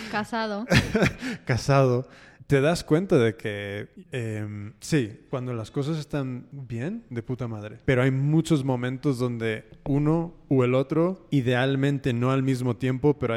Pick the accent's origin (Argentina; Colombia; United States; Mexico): United States; yo personalmente, yo nacido y criado en Estados Unidos.